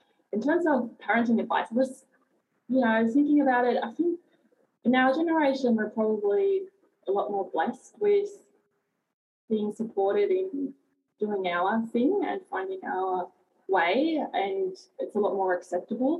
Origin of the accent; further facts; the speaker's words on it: Germany; now in Bulli, Australia; I grew up in Germany, and I lived on four continents.